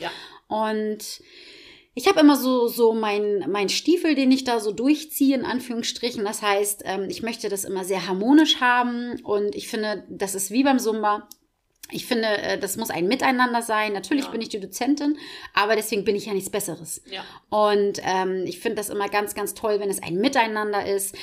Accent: Schwarzenbek, Schleswig-Holstein, Germany; also born or lived in Kankelau; ich habe als Kind im Tierheim in Schwarzenbeek ähm, war ich in so einer Tierschutzgruppe drinne

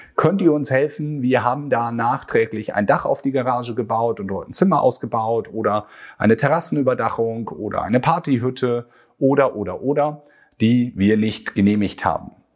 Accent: Northern Germany, Germany; bei uns in Norddeutschland

